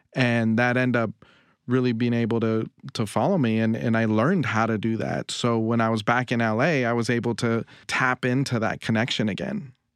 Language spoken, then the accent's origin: English; Los Angeles, California, United States; I'm from Northeast L A, an area called Highland Park